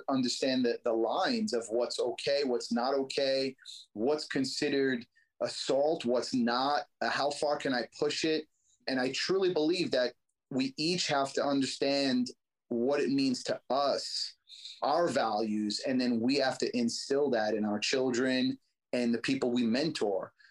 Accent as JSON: {"language": "English", "town": "New York City", "region": "New York", "country": "United States", "tie": "born or raised there", "said": "I grew up in Brooklyn in the streets and, you know, had a tough life"}